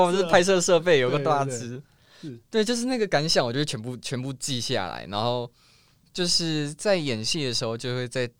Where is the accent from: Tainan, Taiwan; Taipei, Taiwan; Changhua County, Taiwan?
Taipei, Taiwan; 我就台，我就天龙国人。